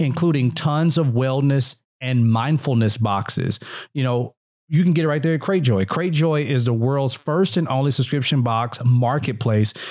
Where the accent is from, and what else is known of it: Mississippi, United States